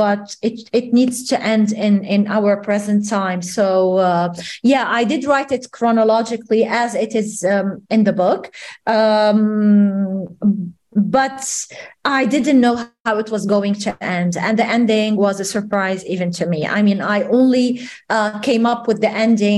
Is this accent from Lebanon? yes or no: yes; Bourj Hammoud, Mount Lebanon, Lebanon; I grew up in the Armenian ghetto in a place called Bush Hamoud in Beirut